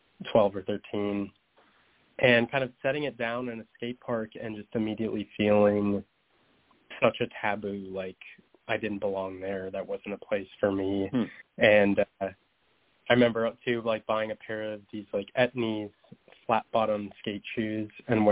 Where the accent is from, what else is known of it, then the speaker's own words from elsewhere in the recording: Minnesota, United States; my experiences coming out in Montana to a group of friends there, and also my time growing up in Minnesota